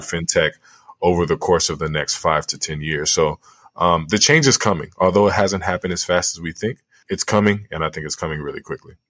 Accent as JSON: {"language": "English", "country": "Liberia", "moved": "yes", "said": "my home country in Liberia"}